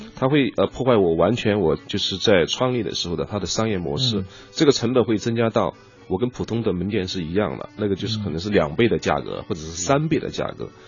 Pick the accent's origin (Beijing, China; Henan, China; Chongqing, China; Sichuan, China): Chongqing, China; moved away; 因为我是一个，呃，纯的重庆人